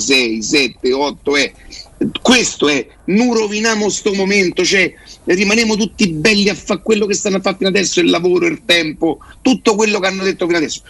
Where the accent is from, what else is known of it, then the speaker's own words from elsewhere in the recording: Rome, Lazio, Italy; io so da Roma